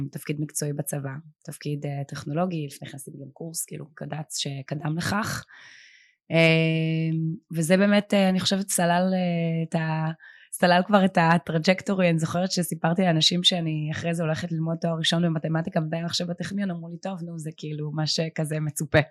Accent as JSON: {"language": "Hebrew", "town": "Herzliya", "region": "Tel Aviv District", "country": "Israel", "tie": "born or raised there", "said": "אני גדלתי בהרצליה"}